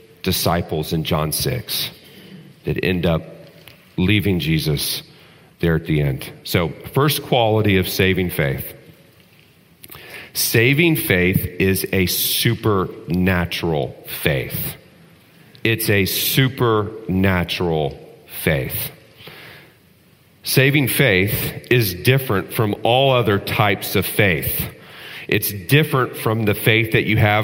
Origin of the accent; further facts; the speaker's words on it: Texas, United States; When I was growing up in Texas